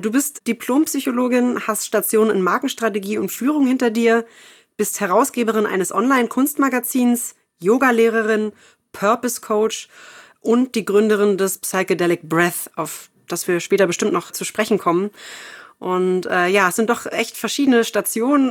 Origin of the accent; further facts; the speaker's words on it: Berlin, Germany; ich komme ja auch aus Berlin